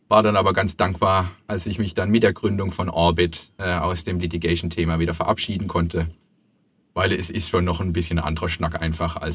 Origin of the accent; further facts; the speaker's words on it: Heilbronn, Baden-Württemberg, Germany; born there; bin äh, 40 Jahre alt, ähm, Schwabe, wie wir schon festgestellt haben, also geboren in Heilbronn.